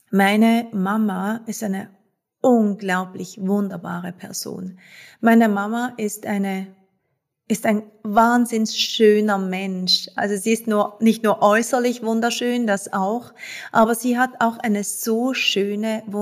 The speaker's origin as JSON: {"language": "German", "town": "Basel", "region": "Basel-Stadt", "country": "Switzerland", "tie": "born or raised there", "said": "ich bin Schweizerin, ich bin in Basel geboren und aufgewachsen"}